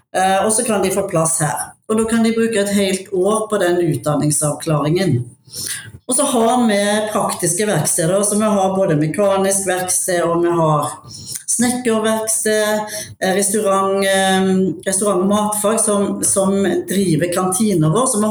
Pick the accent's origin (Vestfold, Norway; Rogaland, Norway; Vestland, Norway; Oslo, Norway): Rogaland, Norway; Haugesund; now in Mjøndalen, Norway; Eh, jeg er opprinnelig fra Haugesund, jeg bor i Mjøndalen